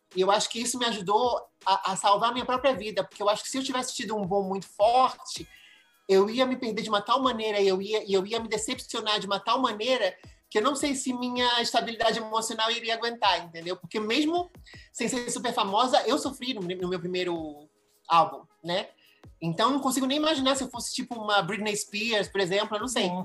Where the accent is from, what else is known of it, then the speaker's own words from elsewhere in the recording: Rio de Janeiro, Brazil; accent: Brazilian; moved away as an adult; also born or lived in Mexico / Madrid, Spain; now in United States; eu nasci no Brasil e olha, mesmo, mesmo saindo do Brasil com 18 anos